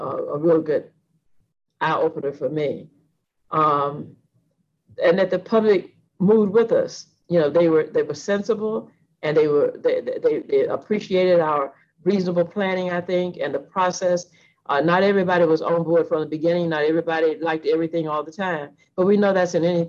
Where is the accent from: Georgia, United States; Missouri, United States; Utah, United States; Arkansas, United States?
Georgia, United States; Atlanta; I'm from Atlanta, so I've seen this library since it opened in 1980